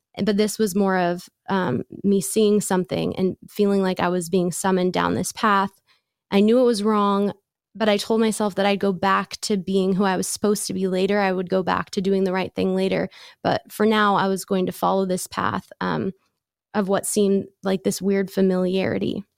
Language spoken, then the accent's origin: English; San Diego, California, United States; I grew up in San Diego